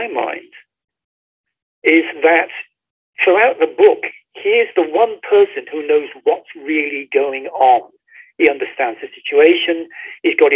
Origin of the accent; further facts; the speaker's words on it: Bradford-on-Avon, South West England, United Kingdom; the outskirts of my hometown, which is Bradford-on-Avon in Wiltshire